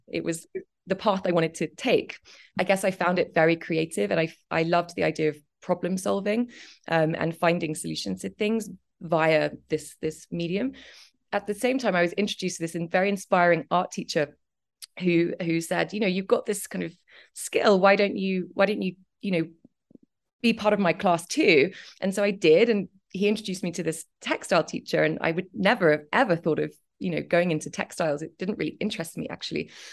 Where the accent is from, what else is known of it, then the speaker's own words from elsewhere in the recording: Cambridge, East of England, United Kingdom; moved away; also born or lived in London; was born in Cambridge and, um, I grew up, I grew up there